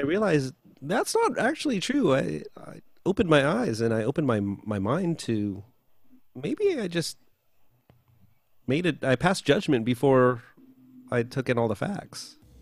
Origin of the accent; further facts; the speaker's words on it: United States; also born or lived in Philippines; being Filipino and growing up here